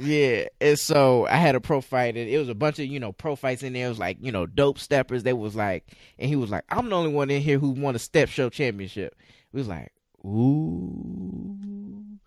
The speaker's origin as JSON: {"language": "English", "town": "Chicago", "region": "Illinois", "country": "United States", "said": "I'm from the Chicagoland area"}